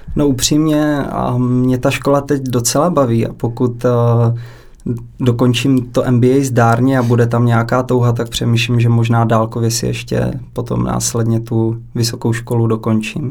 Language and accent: Czech; Hranice, Olomouc Region, Czechia; kousíček od města hranice, odkud pocházím